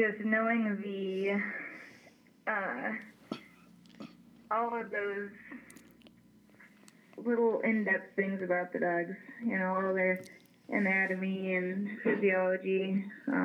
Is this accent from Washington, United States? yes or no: no; Ohio, United States; moved away as an adult; I grew up in Ohio